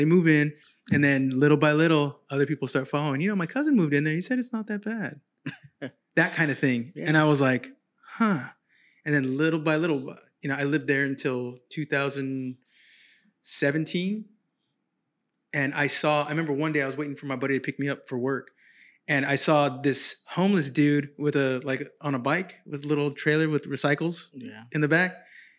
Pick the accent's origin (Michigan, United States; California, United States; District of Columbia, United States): California, United States; San Jose; moved away as an adult; now in Sacramento, United States; I'm from San Jose originally